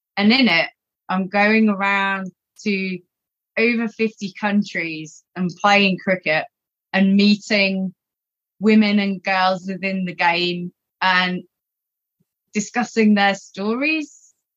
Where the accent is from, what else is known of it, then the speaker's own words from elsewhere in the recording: England, United Kingdom; moved away as an adult; now in Australia; growing up in England